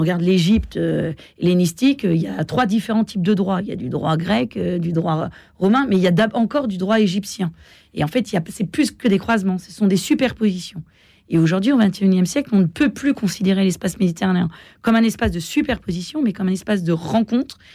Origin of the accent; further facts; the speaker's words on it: France; en tant que Française